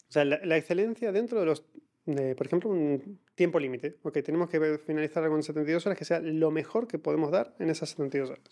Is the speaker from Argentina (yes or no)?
yes; Argentina; los argentinos tendemos a hablar muchísimo